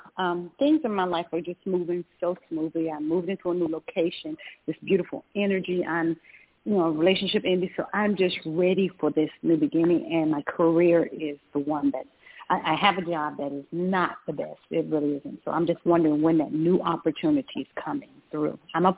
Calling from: Georgia, United States

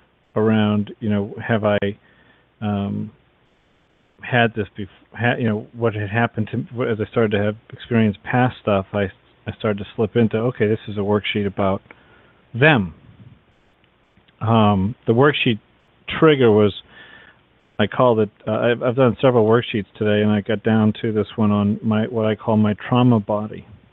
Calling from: Massachusetts, United States; from Massachusetts.

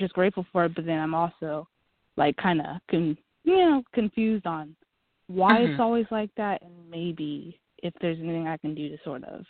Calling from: Oregon, United States

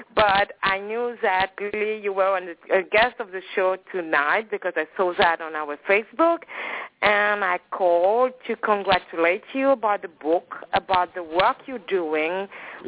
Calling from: Paris, Île-de-France, France; I'm calling from Paris in France

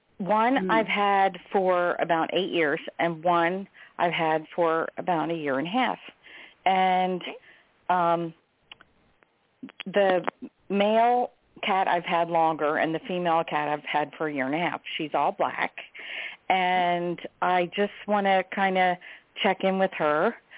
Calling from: Delaware, United States; calling from Delaware.

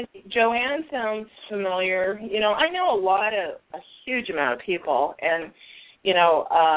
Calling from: Tucson, Arizona, United States; I'm calling from Arizona.

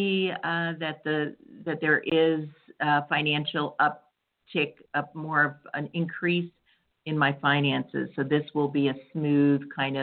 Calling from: California, United States; I'm calling from California

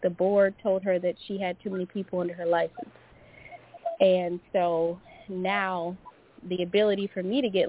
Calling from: Louisiana, United States; Hello, it's … from Louisiana.

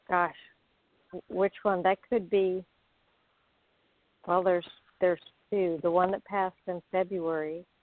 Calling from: Florida, United States; I'm calling from Florida.

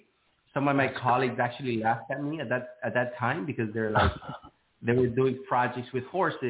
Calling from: Miami, Florida, United States; I am located in sunny Miami, Florida.

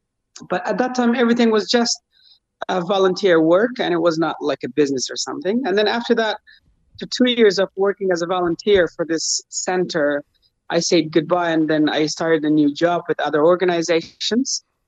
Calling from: Mazar-e-Sharif, Balkh, Afghanistan; I'm calling from Mazar-e-Sharif. Mazar-e-Sharif in the north of Afghanistan.

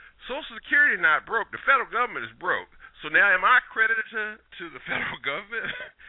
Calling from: Richmond, Virginia, United States; from Richmond, Virginia.

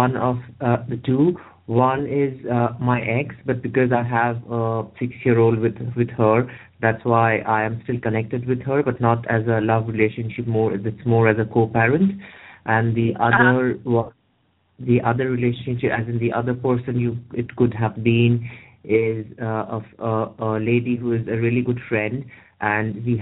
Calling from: United Kingdom; I'm calling from the United Kingdom.

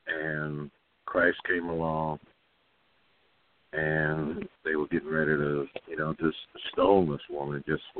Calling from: Kansas City, Missouri, United States; I'm calling from Kansas City, Missouri.

